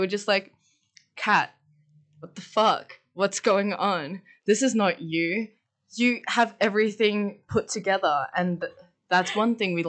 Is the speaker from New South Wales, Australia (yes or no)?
no; Mornington Peninsula, Victoria, Australia; moved away; I'm originally from Southeast Victoria on the Mornington Peninsula, which is a really, really nice place.